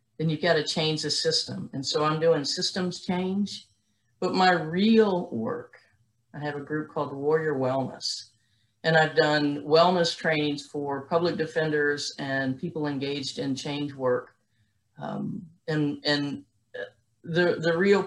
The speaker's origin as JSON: {"language": "English", "town": "New Orleans", "region": "Louisiana", "country": "United States", "tie": "born or raised there", "also_born_or_lived": "Baton Rouge, Louisiana / Minneapolis, Minnesota", "moved": "as an adult", "lives_now": "Atlanta, United States", "said": "I was born and raised in Louisiana, in New Orleans and in Baton Rouge."}